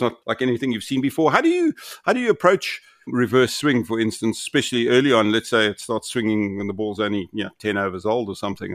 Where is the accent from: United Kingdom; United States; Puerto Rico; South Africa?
South Africa; as a South African